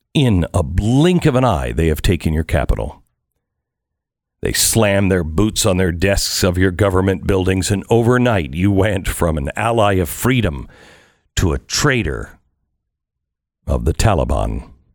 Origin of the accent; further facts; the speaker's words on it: United States; I'm an American